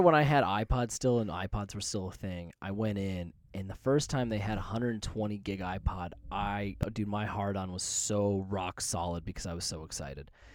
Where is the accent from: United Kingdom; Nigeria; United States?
United States; as an American